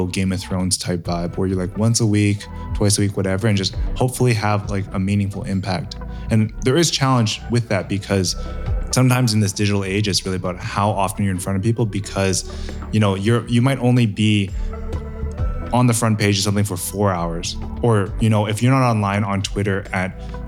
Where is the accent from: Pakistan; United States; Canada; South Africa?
Canada; growing up in Canada